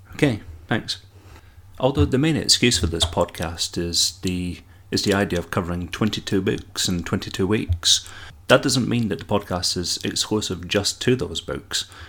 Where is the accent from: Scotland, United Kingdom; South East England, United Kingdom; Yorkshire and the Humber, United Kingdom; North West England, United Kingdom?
Scotland, United Kingdom; Dundee; you can probably detect my accent, and that I'm from Scotland. Indeed, from sunny Dundee